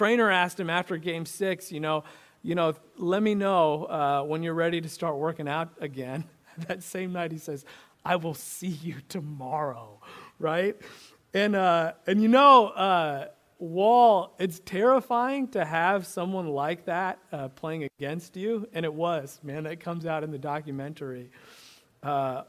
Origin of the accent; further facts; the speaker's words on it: Illinois, United States; I grew up in Illinois in the 90s, a basketball junkie.